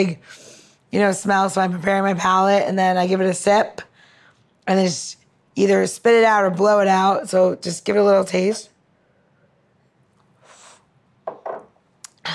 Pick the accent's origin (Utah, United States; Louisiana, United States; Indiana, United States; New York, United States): New York, United States; I'm from New York